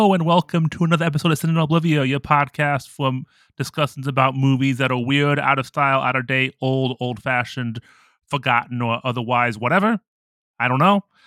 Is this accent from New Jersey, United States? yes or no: no; Ohio, United States; I'm from America, and I grew up in Ohio